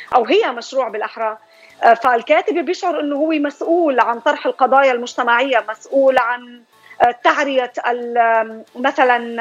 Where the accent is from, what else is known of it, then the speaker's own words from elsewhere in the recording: Syria; moved away as an adult; now in Columbus, United States; أنا من سوريا آه، مقيمة في أمريكا في الولايات المتحدة لي هون 23 سنة